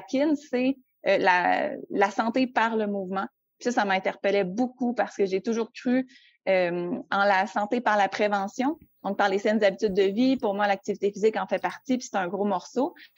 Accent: Quebec City, Quebec, Canada; je viens de Québec, j'habite toujours à Québec euh, en temps normal

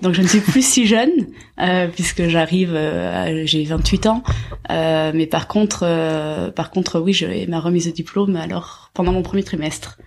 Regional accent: Basque Country, France; also born or lived in Asia; now in Paris, France; Je suis originaire du Pays Basque

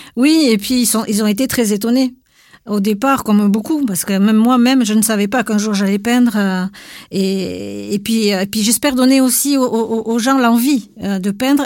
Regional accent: Basque Country, Nouvelle-Aquitaine, France; chez nous, en Pays Basque

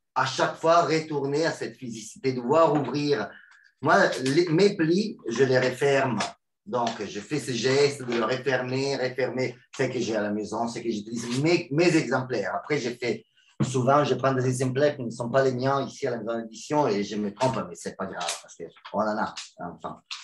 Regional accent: Milan, Lombardy, Italy; French is a second language; now in Rome, Italy; je ne suis pas romain, mais je suis des Milan.

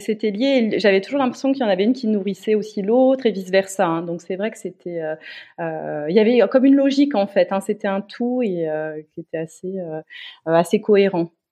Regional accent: Metz, Grand Est, France; je suis originaire de Metz.

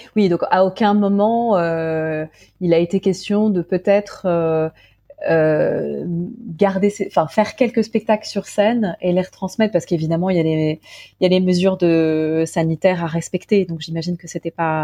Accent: Paris, Île-de-France, France; je suis parisienne

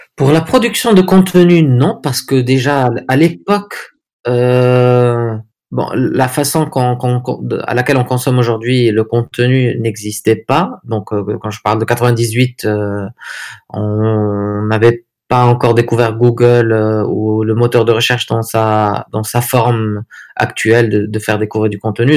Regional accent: Agadir, Souss-Massa, Morocco; moved away as an adult; also born or lived in Netherlands / Paris / Dubai; now in Agadir, Morocco; je suis né à Agadir en 1982. Euh, donc parcours euh, traditionnel. Euh, j'ai fait les écoles ici à Agadir.

